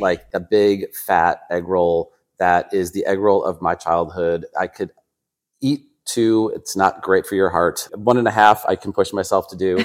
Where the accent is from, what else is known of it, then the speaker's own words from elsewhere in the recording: Chicago, Illinois, United States; also born or lived in San Francisco; I was born and raised in Chicago. So, I grew up in the suburbs, uh, just north of the city